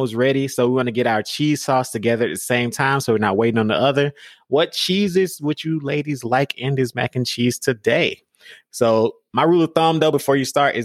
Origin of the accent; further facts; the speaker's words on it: Georgia, United States; I grew up in Georgia